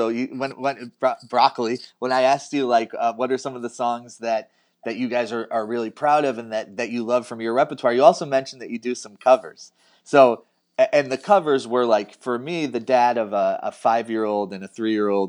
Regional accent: Buffalo, New York, United States; I grew up in Buffalo

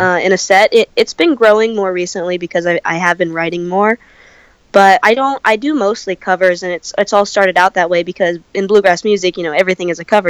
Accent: California, United States; also born or lived in Santa Cruz, California; I come from California

